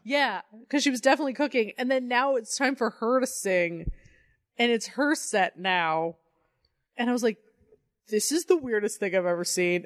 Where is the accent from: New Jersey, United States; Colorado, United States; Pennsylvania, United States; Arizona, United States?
Colorado, United States; I'm from Colorado